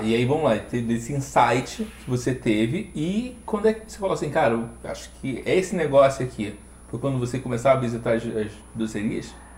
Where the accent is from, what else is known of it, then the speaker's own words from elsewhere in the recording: Rio de Janeiro, Brazil; now in Curitiba, Brazil; eu, eu sou carioca